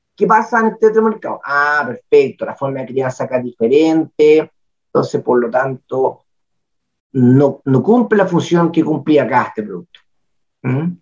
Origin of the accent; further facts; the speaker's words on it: Chile; Yo soy el agricultor chileno